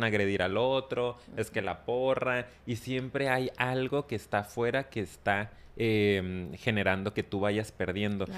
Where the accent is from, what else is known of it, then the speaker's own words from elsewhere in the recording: Mexico; Sobre todo en la cultura mexicana, digo, hablando por lo que yo conozco, Y, y he vivido